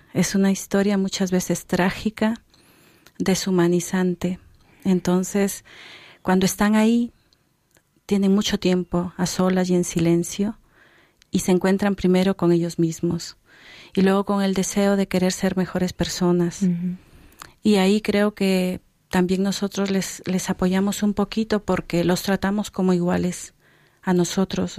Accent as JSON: {"language": "Spanish", "country": "Peru", "moved": "yes", "said": "son de Perú, de donde yo soy"}